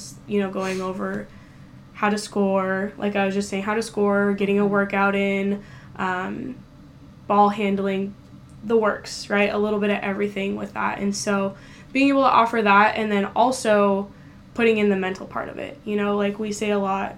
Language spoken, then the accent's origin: English; Tri-Cities, Washington, United States; growing up in the Tri-Cities